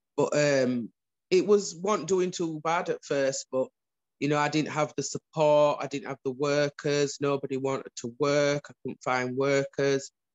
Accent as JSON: {"language": "English", "town": "Huddersfield", "region": "Yorkshire and the Humber", "country": "United Kingdom", "tie": "born or raised there", "said": "I was born in Huddersfield"}